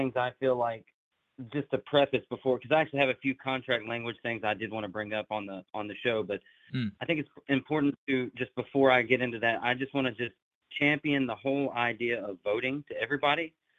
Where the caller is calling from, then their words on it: Jackson, Tennessee, United States; the Teamster teacher from TikTok, and I am from Jackson, Tennessee. It's just West Tennessee.